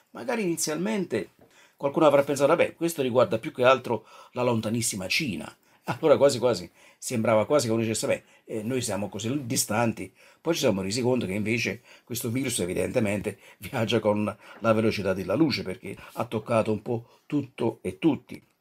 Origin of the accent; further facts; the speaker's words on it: Naples, Campania, Italy; now in Colle di Val d'Elsa, Italy; Non sono un toscano prosangue, eh, sono originario di Napoli, e come dicevo abito qui ormai da, da, più di 30 anni, 34 anni